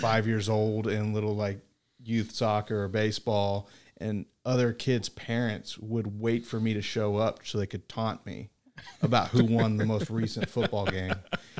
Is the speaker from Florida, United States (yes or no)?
yes; Florida, United States; accent: North Florida; now in Little Rock, United States; North Florida. Okay. Apparently, I have a very distinct North Florida accent.